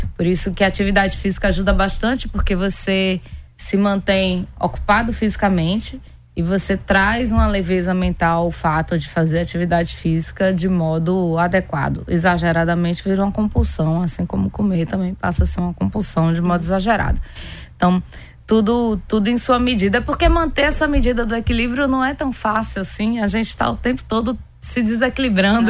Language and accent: Portuguese; Pernambuco, Brazil; eu sou pernambucana.